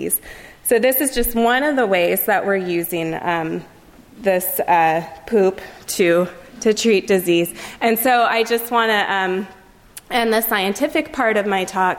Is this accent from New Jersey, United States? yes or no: no; Livermore, California, United States; I'm from Livermore, California. It's in the east of San Francisco. And when I was growing up, there were only two exits